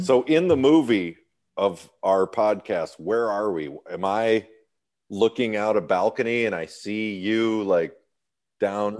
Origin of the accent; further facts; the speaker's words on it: Birmingham, Michigan, United States; moved away as an adult; also born or lived in New York City / Illinois / Texas; now in California, United States; I grew up in Birmingham, Michigan, which is a very upscale, white collar part of Detroit